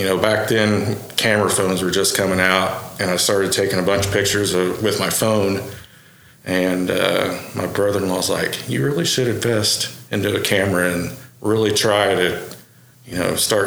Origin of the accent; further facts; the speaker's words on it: Okarche, Oklahoma, United States; I was born out in Okarchee, and I actually grew up in the city for a while, and then I moved back out to the farm in Okarchee when I was in sixth grade with my dad, and went to Okarchee schools and grew up there